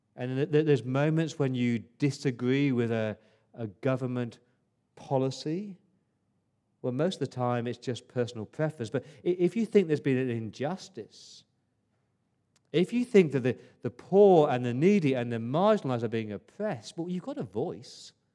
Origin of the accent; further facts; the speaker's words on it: England, United Kingdom; now in Australia; as a Englishman